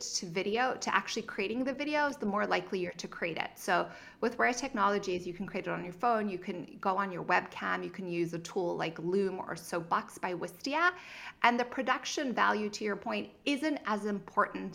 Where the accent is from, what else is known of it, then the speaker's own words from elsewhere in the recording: Zimbabwe; also born or lived in Cape Town, South Africa / Santa Barbara; now in United States; if you hear of a little bit of an accent, it's because I'm originally from Zimbabwe and I went to school in Cape Town, South Africa